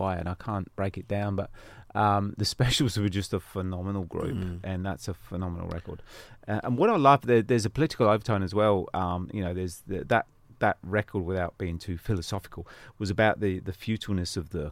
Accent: Northampton, East Midlands, United Kingdom; From my hometown in Northampton

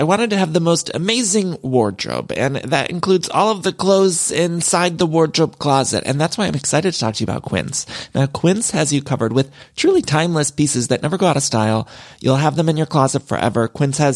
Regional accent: Midwest, United States; now in Los Angeles, United States; I'm from the Midwest, but I've lived in California for so long, and I truly do love it here

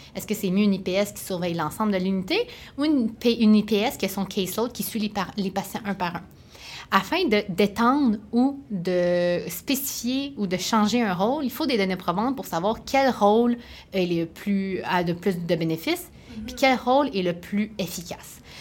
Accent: Sherbrooke, Quebec, Canada; je viens de Sherbrooke

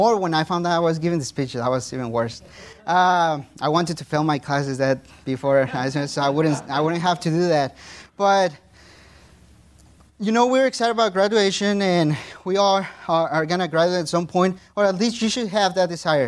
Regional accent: Mexico; first language Spanish; English is a second language; moved away as an adult; my phone was from Mexico

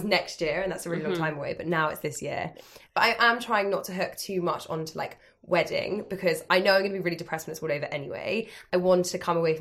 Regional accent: London, United Kingdom; I'm from London, as are all my friends

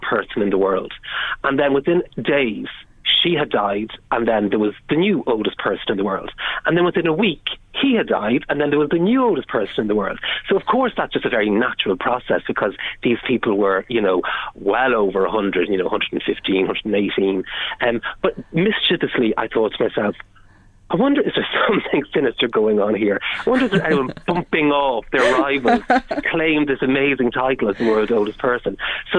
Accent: Navan, County Meath, Ireland; my hometown of Navan

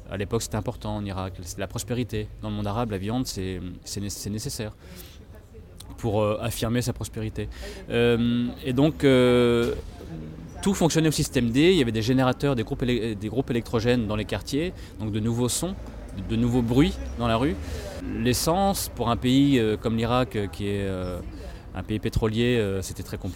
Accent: France; toutes les choses qui moi, en tant que petit français, me semblaient effectivement acquises, ce qui était le cas en France

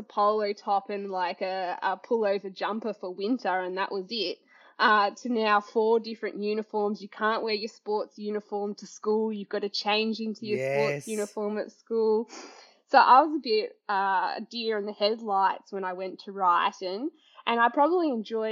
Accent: Highlands, near Yea, Victoria, Australia; also born or lived in Melbourne; I went to Highlands Primary School, which was a tiny little country primary school for a little while

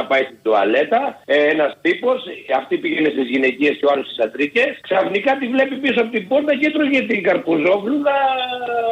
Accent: Samos, North Aegean, Greece; Μου θυμίζει μία παροιμία στο χωριό μου στη Σάμο.

